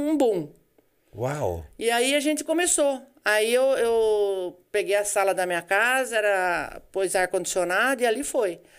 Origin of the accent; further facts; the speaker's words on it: Araras, São Paulo, Brazil; eu sou de Araras, eu trabalhava na imobiliária com meu irmão lá. Quando eu casei, eu mudei para cá.